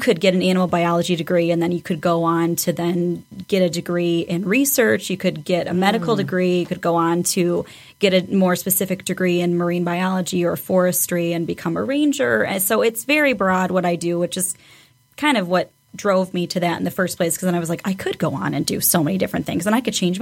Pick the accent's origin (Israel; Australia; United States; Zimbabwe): United States; Charlotte, Michigan; moved away as an adult; now in Battle Creek, United States; We're from kind of rinky-dink little town just outside of Lansing